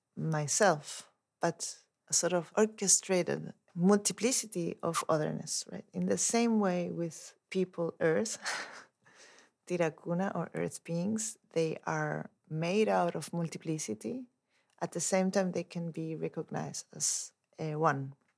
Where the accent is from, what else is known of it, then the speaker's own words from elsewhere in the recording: Chile; moved away as an adult; also born or lived in Mexico / Europe; I grew up in Chile